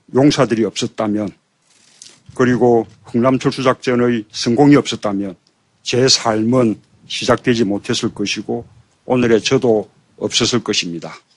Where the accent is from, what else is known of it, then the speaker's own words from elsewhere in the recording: Geoje, South Gyeongsang, South Korea; 2년 후 저는 빅토리호가 내려준 그 제도에서 태어났습니다